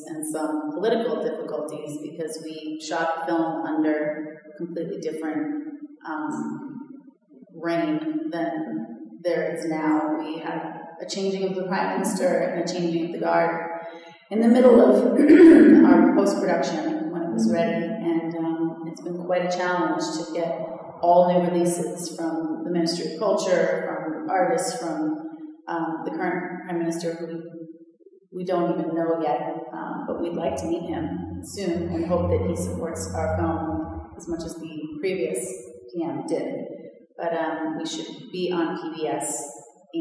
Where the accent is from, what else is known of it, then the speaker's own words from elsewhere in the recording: Watertown, Massachusetts, United States; accent: Boston; moved away as an adult; we grew up in Watertown